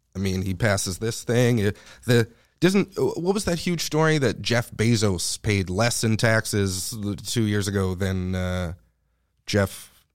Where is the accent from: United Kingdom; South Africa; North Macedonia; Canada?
Canada; I'm Canadian